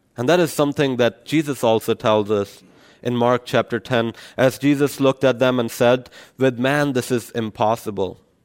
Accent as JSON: {"language": "English", "country": "Pakistan", "moved": "yes", "said": "I come from Pakistan, so it's a Muslim country"}